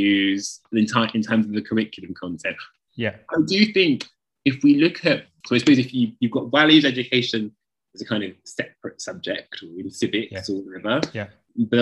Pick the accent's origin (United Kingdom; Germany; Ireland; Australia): United Kingdom; we're both British